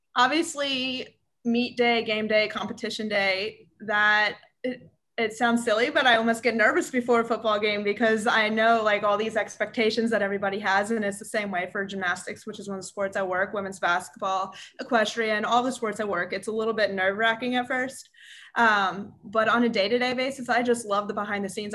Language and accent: English; Cincinnati, Ohio, United States; moved away as an adult; also born or lived in St. Louis, Missouri; now in Auburn, United States; I'm from Cincinnati, Ohio, uh, born and raised